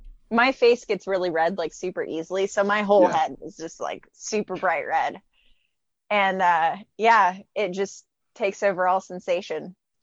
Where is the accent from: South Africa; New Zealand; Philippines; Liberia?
Philippines; But I actually grew up in the Philippines.